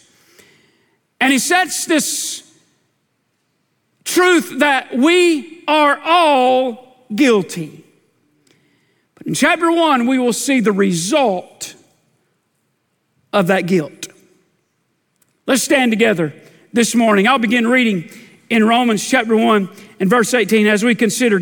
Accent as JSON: {"language": "English", "country": "United States", "said": "I'm a red-blooded American man."}